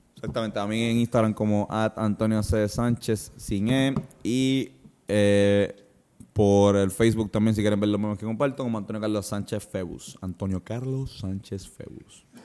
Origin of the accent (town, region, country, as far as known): Puerto Rico